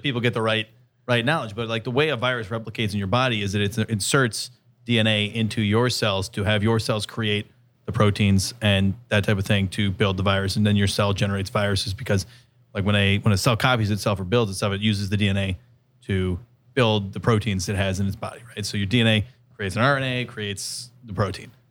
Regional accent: San Diego, California, United States; I'm from San Diego

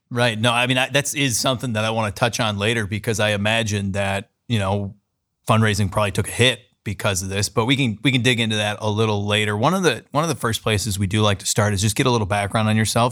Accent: California, United States; now in Columbus, United States; I grew up in California, we call it soda down there

